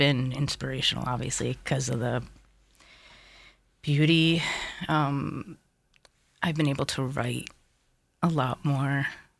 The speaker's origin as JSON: {"language": "English", "town": "Bloomfield", "region": "New Jersey", "country": "United States", "tie": "born or raised there", "also_born_or_lived": "New York City", "moved": "as an adult", "lives_now": "Orient, United States", "said": "I was actually born in New York City, but okay. I grew up in Bloomfield."}